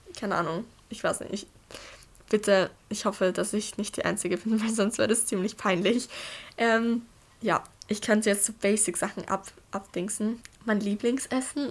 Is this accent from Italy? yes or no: no; Austria; ich bin 14 Jahre alt und ich komme aus Österreich.